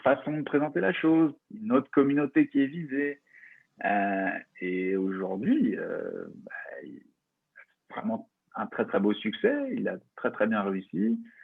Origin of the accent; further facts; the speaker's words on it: France; un avantage qu'on a en tant que Français